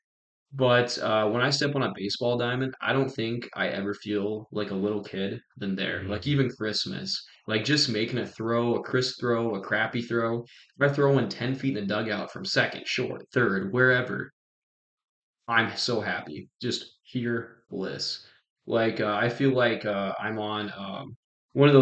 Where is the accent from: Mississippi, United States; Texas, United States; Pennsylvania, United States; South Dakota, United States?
South Dakota, United States; Wagner; I'm from Wagner